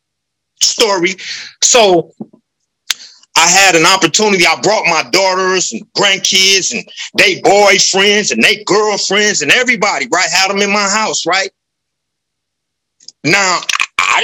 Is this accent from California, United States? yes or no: yes; Los Angeles, California, United States; moved away; I grew up in South